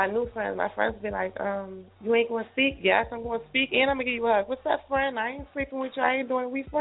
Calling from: Philadelphia, Pennsylvania, United States; I'm calling from Philly.

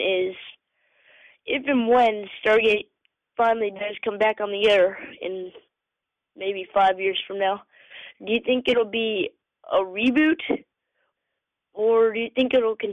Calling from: South Carolina, United States; I'm calling from South Carolina

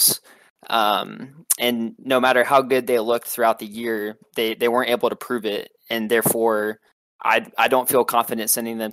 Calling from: Louisville, Kentucky, United States; Calling from Louisville, Kentucky

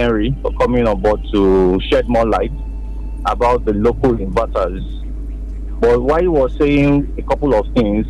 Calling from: Akure, Ondo, Nigeria; I'm calling from Akure.

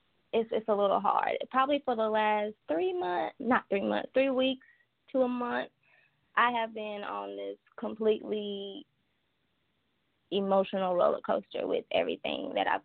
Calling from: Wilmington, North Carolina, United States; I am calling from North Carolina, Wilmington.

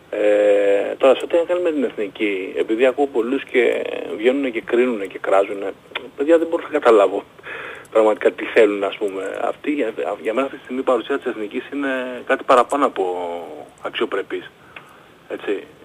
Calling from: Palaio Faliro, Attica, Greece; από το Παγλιφάλερο

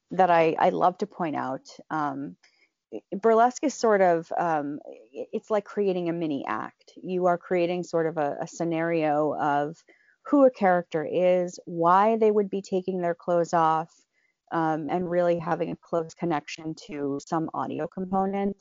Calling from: Philadelphia, Pennsylvania, United States; also born or lived in New York; I am calling in from my house in, uh, Center City, Philadelphia

